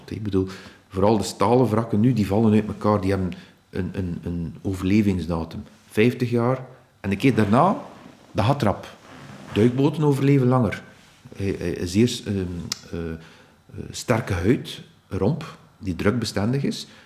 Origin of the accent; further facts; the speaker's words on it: Ostend, Flanders, Belgium; ik ben van Oostende, dus alles met Oostende uh, lijkt mij nauw aan het hart.